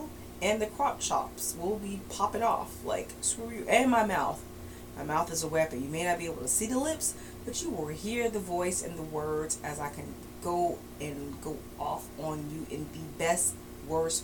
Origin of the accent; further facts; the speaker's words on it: Chicago, Illinois, United States; I'm from Chicago and we could do the snow thing